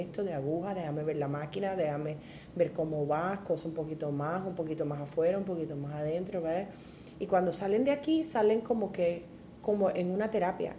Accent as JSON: {"language": "Spanish", "town": "Ponce", "country": "Puerto Rico", "tie": "born or raised there", "said": "viví pues en un caserío, ahí fue donde me crié, en Ponce, en el caserío Pedro Rosalí"}